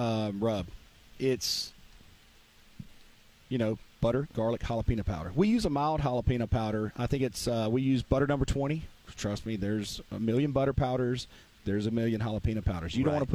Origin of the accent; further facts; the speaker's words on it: Mississippi, United States; I call it Delta Q because I'm from the Mississippi Delta.